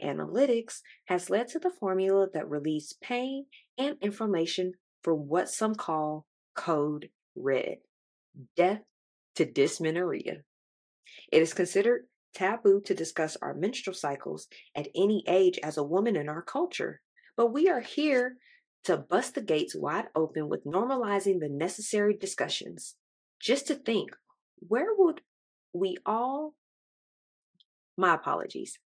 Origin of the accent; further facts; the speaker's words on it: Texas, United States; I am from Texas with the Louisiana and Mississippi descent